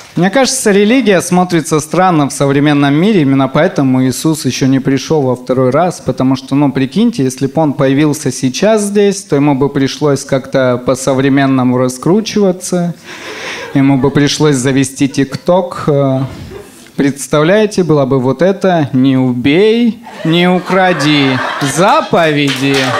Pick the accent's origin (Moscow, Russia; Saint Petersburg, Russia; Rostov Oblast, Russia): Rostov Oblast, Russia; Semikarakorsk; Я из Семикаракорска, это маленький город. И, и когда я был маленьким, рядом с нашим домом жили цыгане